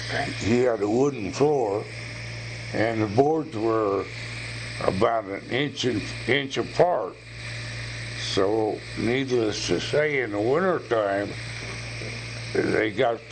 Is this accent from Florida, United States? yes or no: no; Sedalia, Missouri, United States; Well, when I was brought up in Sedalia, Eddie and I lived next to a place that raised cattle and pigs